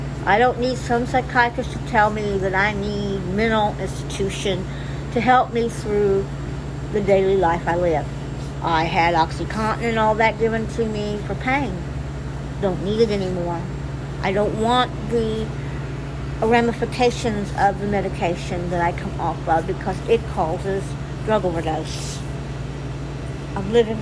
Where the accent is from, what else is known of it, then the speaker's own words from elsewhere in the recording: United States; this is my home. I was born in Lawrence County. My birth certificates show I'm from Lawrence County